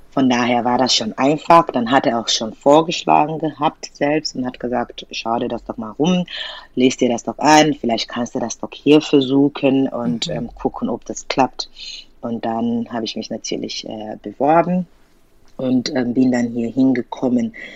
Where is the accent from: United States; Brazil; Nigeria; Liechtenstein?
Nigeria; German is a second language; moved away as an adult; now in Germany; ich komme aus Nigeria und da spricht man, also Ansprache ist ja Englisch.